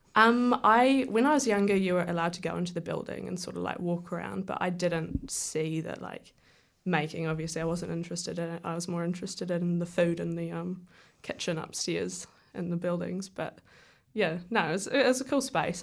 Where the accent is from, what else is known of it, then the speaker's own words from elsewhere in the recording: Wellington, New Zealand; I grew up in Murrumurrah, so I was sorta surrounded by the creation of films. Like, Peter Jackson lived over the hill